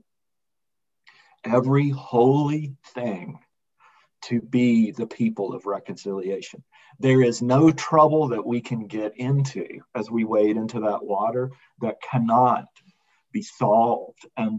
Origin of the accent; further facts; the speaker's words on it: Birmingham, Alabama, United States; moved away as an adult; also born or lived in Washington, District of Columbia, United States / Arlington, Virginia; now in Colorado Springs, United States; I grew up in Birmingham, and I was born in 1970, and I kind of grew up in Birmingham